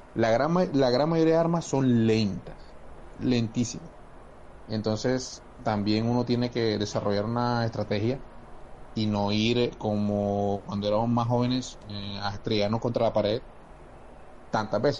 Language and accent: Spanish; Barranquilla, Atlántico, Colombia; en Barranquilla, bueno, en Barranquilla todos somos barranquilleros